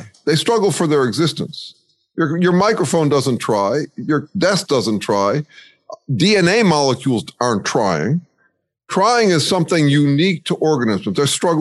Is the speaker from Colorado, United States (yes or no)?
no; Chicago, Illinois, United States; moved away; also born or lived in Santa Cruz; I grew up in Chicago and then I moved to a boarding school